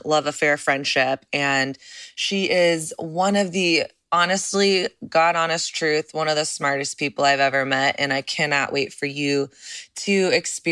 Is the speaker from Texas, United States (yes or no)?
yes; Dallas, Texas, United States; I'm from Texas. I'm from Dallas